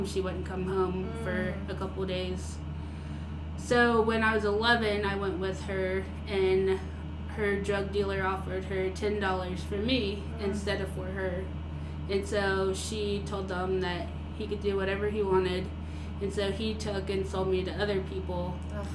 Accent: Central Florida, United States; I grew up in Central Florida

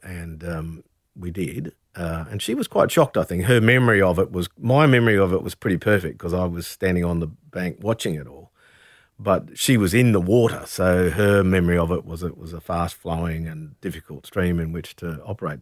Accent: Brisbane, Queensland, Australia; moved away; also born or lived in Camden Haven, New South Wales; growing up in Brisbane

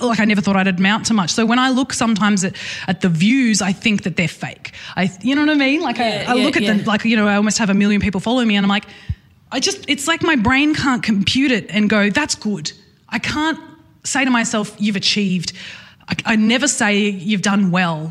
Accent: Newcastle, New South Wales, Australia; I'm from Newcastle

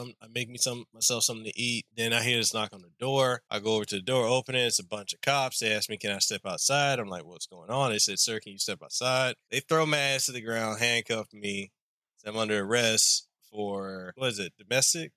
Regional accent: Hawaii, United States; I'm local. I am Hawaiian, Samoan, Tongan, as well as black and Italian

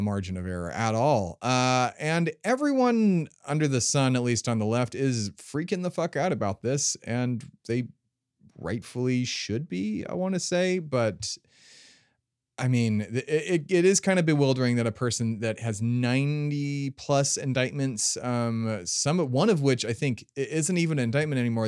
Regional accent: United States; I'm an American

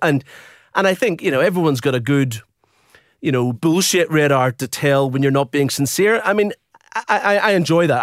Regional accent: Belfast, Northern Ireland, United Kingdom; also born or lived in Dublin, Ireland; now in Brisbane, Australia; And then we moved north to Belfast.

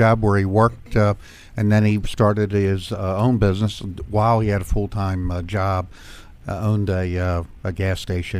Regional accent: Anne Arundel County, Maryland, United States; Anne Arundel County, Maryland.

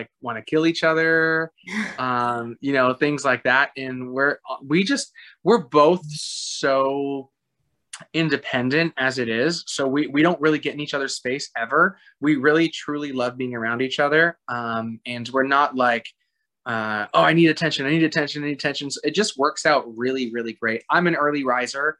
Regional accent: Toronto, Ontario, Canada; moved away; also born or lived in Florida; I'm from Toronto, Canada

